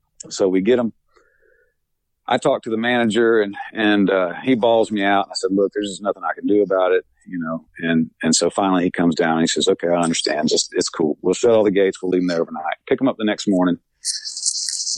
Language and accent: English; Florida, United States; moved away; I'm from Florida, you know, yeah. the only hills we have down there are overpasses